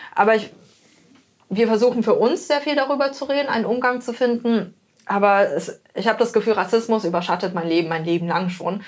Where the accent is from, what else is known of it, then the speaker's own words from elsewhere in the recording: Germany; ich bin in Deutschland geboren, auf, aufgewachsen